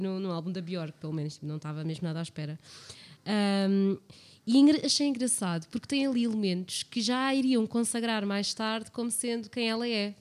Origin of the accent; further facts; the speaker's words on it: Portugal; eles somos portugueses todos